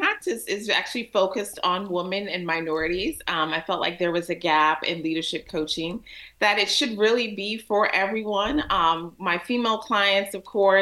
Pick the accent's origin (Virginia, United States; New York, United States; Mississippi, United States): Virginia, United States; Alexandria; also born or lived in Jamaica; now in Washington, D.C., United States; So I grew up in Alexandria, so that's home for me in Alexandria, Virginia